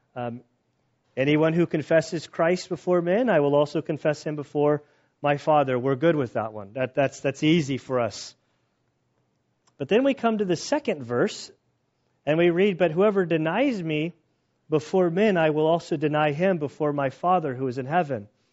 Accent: United States; being an American

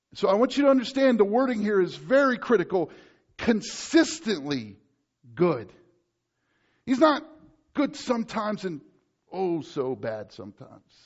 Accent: United States; me as an American

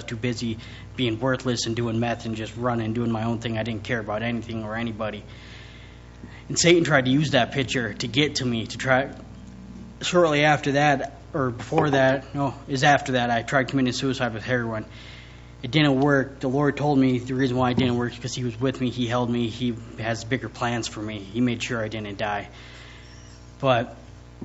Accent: Williston, North Dakota, United States; born and raised in Williston, 26 years old

